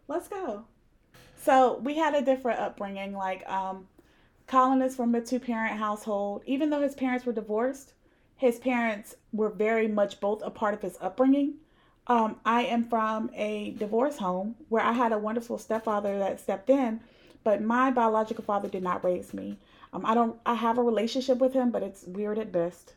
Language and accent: English; Raleigh, North Carolina, United States; also born or lived in Providence; We're from the same place, so we're from Raleigh-ish, 'cause I was born in Providence